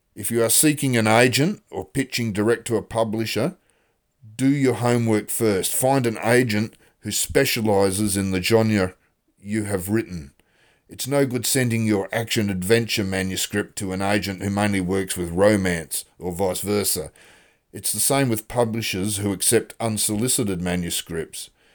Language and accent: English; Australia; also born or lived in Western Australia; I'm an Australian author